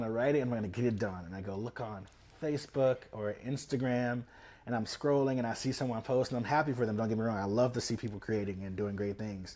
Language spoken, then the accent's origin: English; Memphis, Tennessee, United States; also born or lived in Chicago; now in Los Angeles, United States; I'm from Memphis, Tennessee. I grew up in Whitehaven area